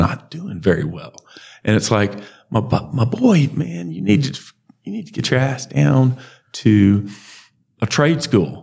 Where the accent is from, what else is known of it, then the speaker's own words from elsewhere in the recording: Alabama, United States; we're from Alabama